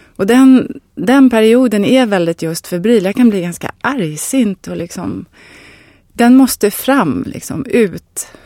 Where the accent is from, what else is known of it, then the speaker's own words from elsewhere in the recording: Varberg, Halland County, Sweden; Jag är född i Varberg och jag var alla somrar när jag var liten på ett särskilt ställe där.